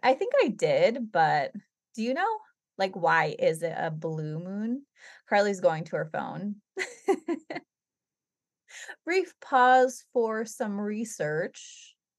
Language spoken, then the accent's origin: English; New England, United States; we're from New England